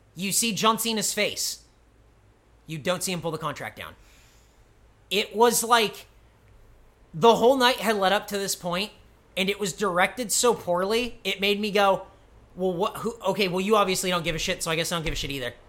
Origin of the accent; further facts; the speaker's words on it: United States; I, I'm American